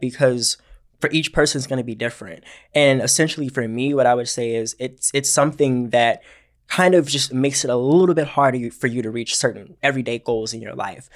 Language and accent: English; Georgia, United States; moved away; I am from Georgia originally